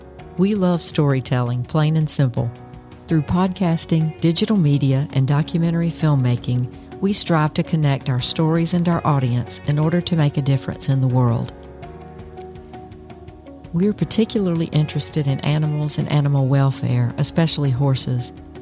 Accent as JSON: {"language": "English", "region": "South Carolina", "country": "United States", "said": "I'm from South Carolina"}